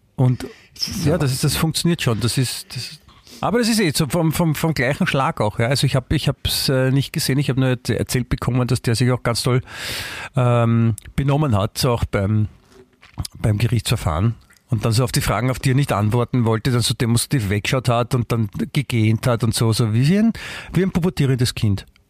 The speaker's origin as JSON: {"language": "German", "town": "Klosterneuburg", "region": "Lower Austria", "country": "Austria", "tie": "born or raised there", "said": "ich bin ja in Klosterneuburg aufgewachsen"}